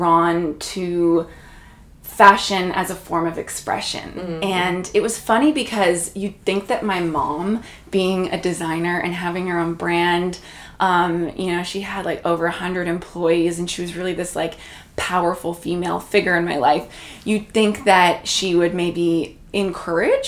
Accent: Toronto, Ontario, Canada; first language Portuguese; moved away as an adult; also born or lived in New York City; now in Miami, United States; I grew up in Toronto, only about, you know, 5-minute drive from here where we are in Yorkville, so really in the center of the city.

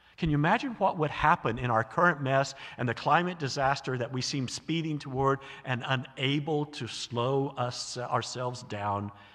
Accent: American South, United States; moved away; I grew up in the American South

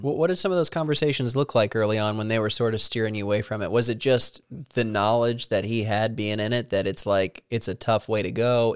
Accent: Salem, Missouri, United States; moved away as an adult; now in Washington, D.C., United States; where I was in Salem, you know, it was really isolated

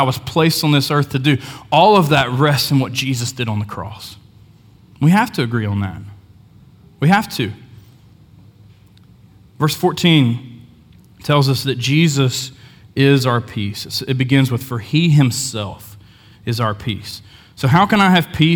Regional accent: Hamlin, West Virginia, United States; I grew up in Hamlin, West Virginia, small town

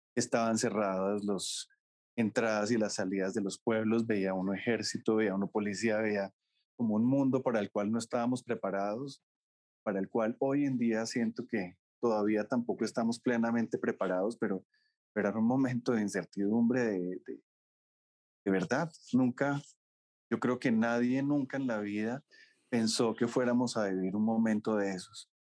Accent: Colombia; moved away as an adult; also born or lived in France; podía estar en mi país

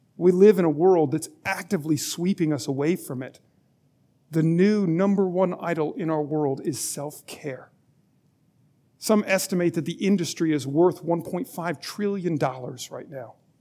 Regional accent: Alabama, United States; I was born in Alabama

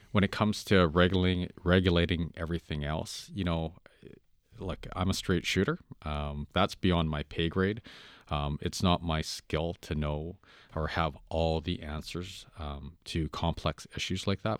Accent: Vancouver, British Columbia, Canada; I grew up in Vancouver and it's a melting pot

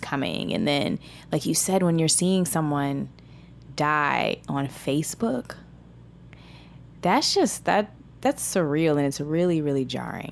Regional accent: United States; I'm American

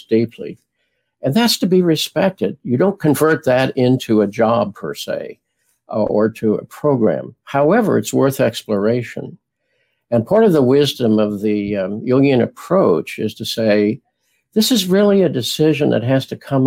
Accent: Springfield, Illinois, United States; also born or lived in Houston; now in Washington, United States; as a child, I grew up in Springfield, Illinois

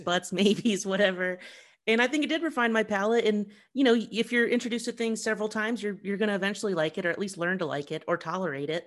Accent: Columbus, Ohio, United States; moved away; also born or lived in New York; I'm from Columbus, Ohio

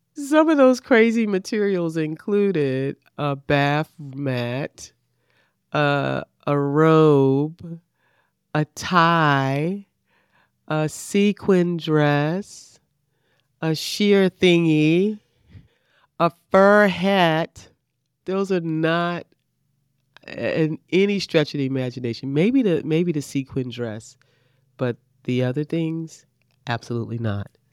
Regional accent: Baltimore, Maryland, United States; now in Riviera Beach, United States; I grew up in Baltimore, Baltimore, Maryland, and I grew up just a few blocks from Johns Hopkins Hospital

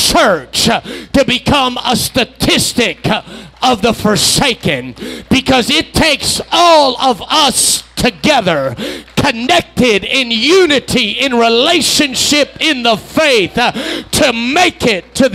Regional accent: United States; I was raised here in the United States

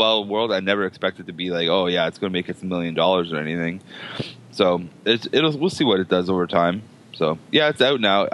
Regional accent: Hamilton, Ontario, Canada; I'm Hamiltonian

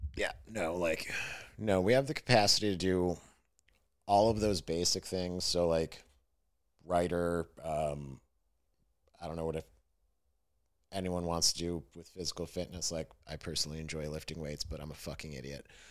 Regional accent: Fredonia, New York, United States; training camp was in my hometown. So their summer training camp was in my town, and like it was at the college in my town, SUNY Fredonia

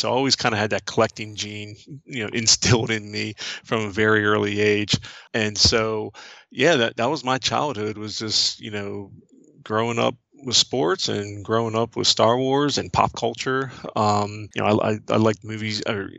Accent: New Carrollton, Maryland, United States; so I'm 49 now, I'll be 50 in October, and I grew up in New Carrollton, Maryland, which is a suburb of Washington, D.C., and as the crow flies, it's about 5 miles from D.C., so it's pretty close, so I always kind of considered myself a D.C. guy

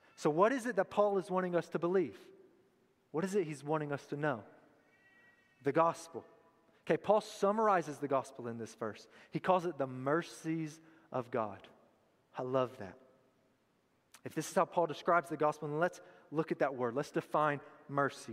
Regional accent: Tullahoma, Tennessee, United States; I was born and raised in Tullahoma

